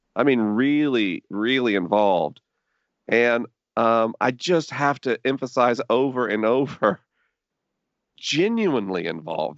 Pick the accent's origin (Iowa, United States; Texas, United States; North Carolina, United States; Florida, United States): Florida, United States; Tallahassee; maybe three things define my childhood. One, being Tallahassee